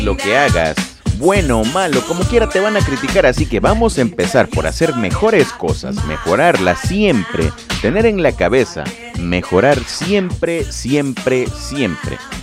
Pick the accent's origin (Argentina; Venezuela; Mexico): Mexico; Lerdo de Tejada, Veracruz; moved away; estamos grabando desde Ciudad Lerdo de Tejada, Veracruz, México, mi tierra natal